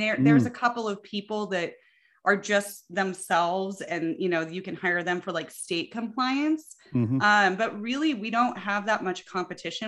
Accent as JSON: {"language": "English", "region": "Colorado", "country": "United States", "tie": "born or raised there", "said": "I grew up in Colorado"}